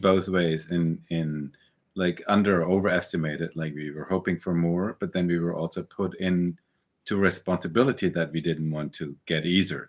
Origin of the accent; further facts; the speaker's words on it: Germany; moved away as an adult; also born or lived in New York, United States; we grew up in Germany, we emigrated to the U S, we went back to Germany.